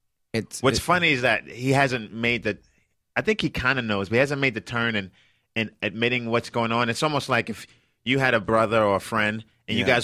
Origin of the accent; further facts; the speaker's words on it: New York, United States; I'm from Brooklyn.